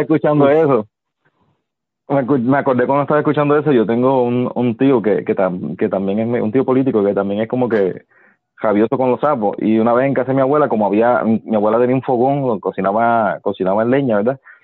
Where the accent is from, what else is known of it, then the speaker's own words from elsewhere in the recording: Yabucoa, Puerto Rico; yo vivía en un campo en Yabucoa